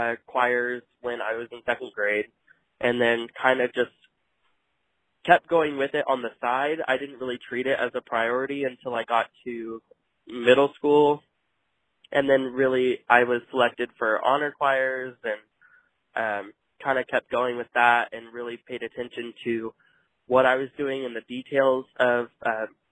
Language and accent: English; El Dorado, Kansas, United States; moved away as an adult; also born or lived in Wichita, Kansas; now in Bentonville, United States; I'm from El Dorado, Kansas, but was in those areas before I moved back to Bentonville